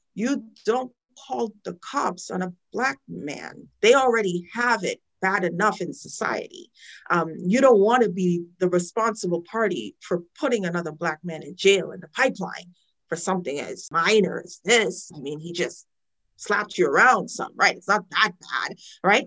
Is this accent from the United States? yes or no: no; Trinidad & Tobago; moved away; I'm a child witness of the issue growing up in Trinidad.